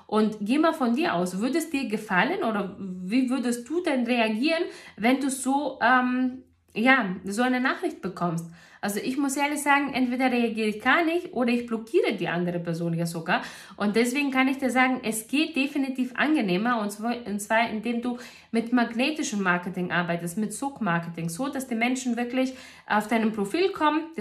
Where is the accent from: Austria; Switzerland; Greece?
Greece; in Griechenland sagt man, also ich komme ja aus Griechenland und in Griechenland sagt man